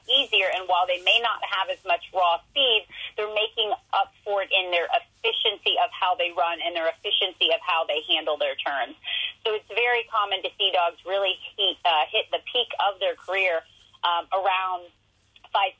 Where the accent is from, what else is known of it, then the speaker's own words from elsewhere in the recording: Ohio, United States; I'm from Ohio